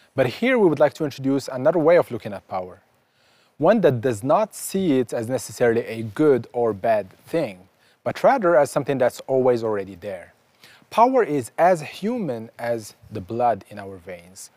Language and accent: English; Casablanca, Casablanca-Settat, Morocco; I was born in Casablanca, Morocco